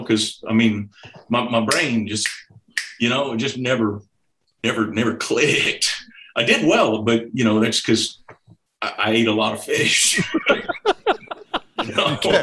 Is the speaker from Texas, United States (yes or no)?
yes; Houston, Texas, United States; now in Arkansas, United States; I grew up in Houston, Texas. I'm a Texan